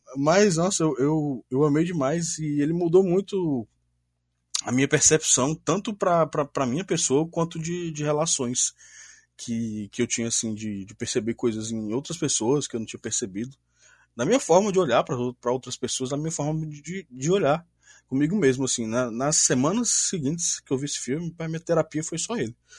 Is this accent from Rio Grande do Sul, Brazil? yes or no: no; Ceará, Brazil; sou aqui do Ceará